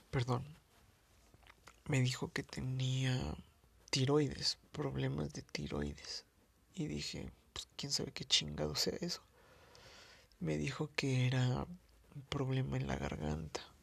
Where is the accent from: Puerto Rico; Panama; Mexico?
Mexico; Mexico City; soy de la Ciudad de México